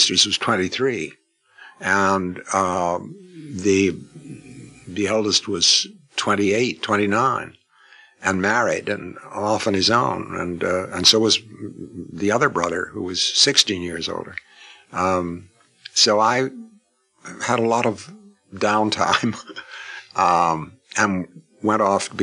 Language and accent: English; Canada; I'm a Canadian.